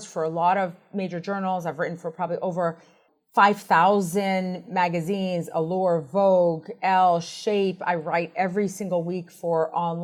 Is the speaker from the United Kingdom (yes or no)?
no; Boston, Massachusetts, United States; moved away as an adult; also born or lived in Washington, District of Columbia, United States; I grew up in Boston